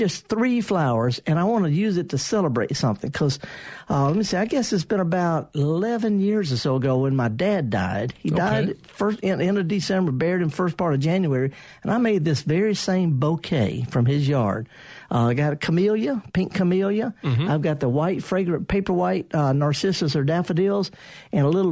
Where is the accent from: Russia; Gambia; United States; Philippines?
United States; the South; I'm from the South